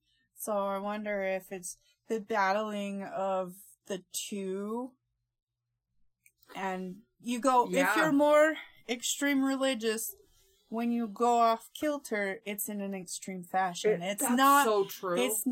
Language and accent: English; Utah, United States; growing up in Utah with all mm-hmm. the insanely, like, super strict Mormons